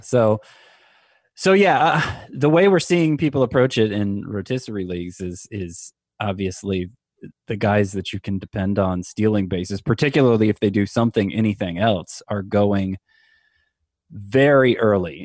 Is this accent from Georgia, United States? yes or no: yes; Georgia, United States; now in South Florida, United States; I grew up in Georgia